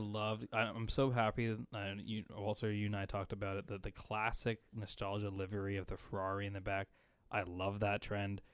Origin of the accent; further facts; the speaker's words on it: Canada; we're Canadian